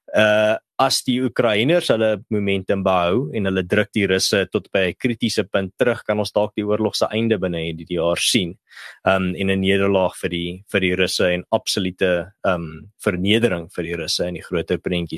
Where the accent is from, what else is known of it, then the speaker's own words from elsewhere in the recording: South Africa; ons as Suid-Afrikaners, veral as Afrikaners